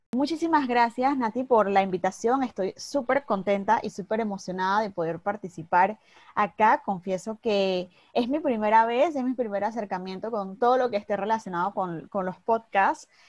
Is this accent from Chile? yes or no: no; Panama City, Panama; soy de Panamá, de Ciudad de Panamá, acá en Centroamérica